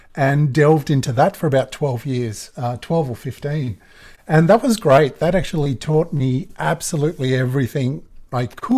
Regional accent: Australia; accent: Australian; my Australian accent

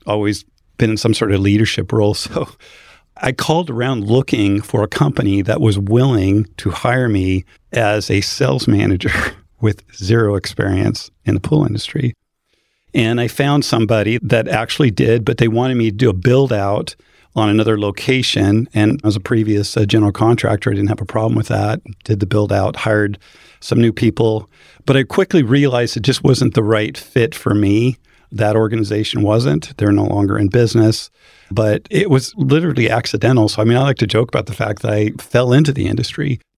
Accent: Boise, Idaho, United States; moved away as an adult; now in Phoenix, United States; I grew up in Boise, Idaho

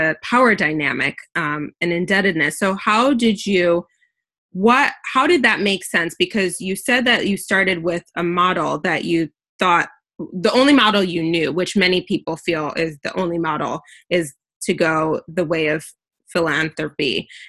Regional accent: United States; I was born and raised in the US

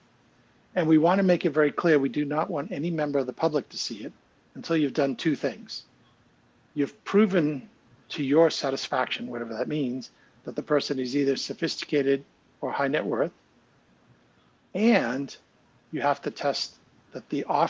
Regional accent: United States; now in United Kingdom; I'm an American. I have an American passport. I do not have a British passport.

